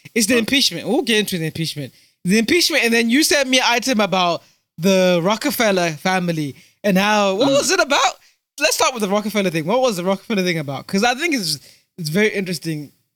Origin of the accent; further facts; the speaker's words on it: United Kingdom; also born or lived in Zimbabwe; am British Zimbabwean, British uh, British African Zimbabwean